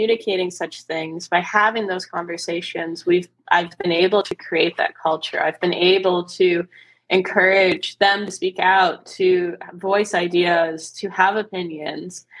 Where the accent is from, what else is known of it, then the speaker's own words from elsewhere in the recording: United States; I'm obviously American